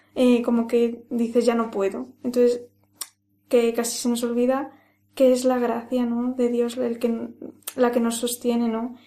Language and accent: Spanish; Ávila, Castile and León, Spain; now in Madrid, Spain; soy de, soy de Ávila. Y, bueno, yo eh, estoy en Madrid